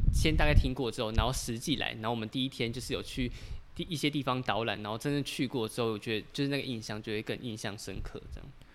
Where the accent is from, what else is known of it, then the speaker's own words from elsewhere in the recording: Taipei, Taiwan; 我们是台北人